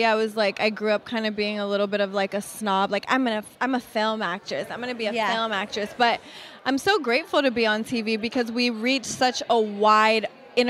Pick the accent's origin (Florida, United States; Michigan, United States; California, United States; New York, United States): California, United States; Los Angeles; growing up